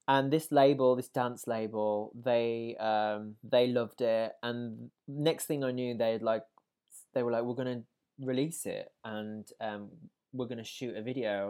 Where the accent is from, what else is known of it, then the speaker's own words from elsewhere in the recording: Wolverhampton, West Midlands, United Kingdom; was born in Wolverhampton in the West Midlands, um, and I, um, was, I guess, brought up in a house, uh, of music